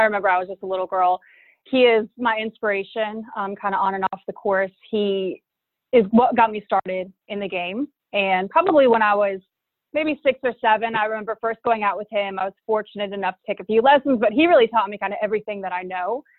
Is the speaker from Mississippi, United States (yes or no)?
no; Charlotte, North Carolina, United States; I'm originally from Charlotte, North Carolina, and I was fortunate enough to grow up on a golf course.